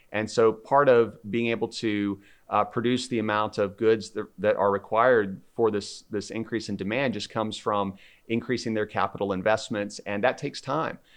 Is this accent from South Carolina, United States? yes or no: yes; South Carolina, United States; I'm originally from South Carolina